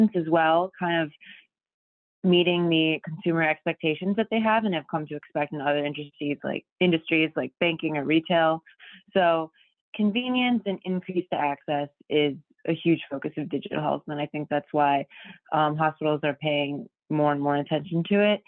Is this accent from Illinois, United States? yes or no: no; Detroit, Michigan, United States; moved away as an adult; now in Chicago, United States; I'm from Detroit, and I came to Chicago in 2016 to study journalism at DePaul University